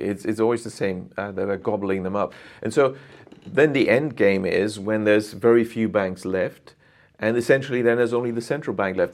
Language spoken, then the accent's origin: English; Germany; moved away as an adult; also born or lived in United Kingdom / Japan; I'm originally from Germany, went to the U K to study economics